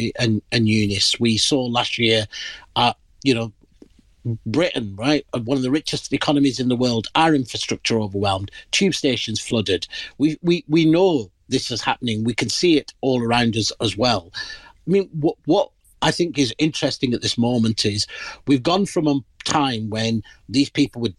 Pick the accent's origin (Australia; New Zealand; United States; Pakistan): Pakistan; moved away; I'm originally from the Indian subcontinent. In my country of origin, Pakistan